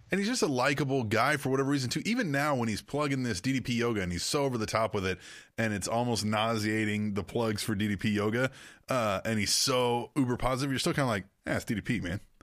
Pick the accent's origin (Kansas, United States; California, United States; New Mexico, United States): Kansas, United States; Manhattan; I grew up in Manhattan, Kansas